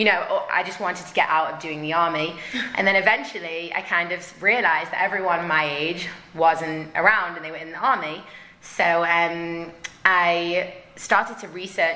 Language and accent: English; Manchester, North West England, United Kingdom; moved away as an adult; now in Jerusalem, Israel; I'm from Manchester, England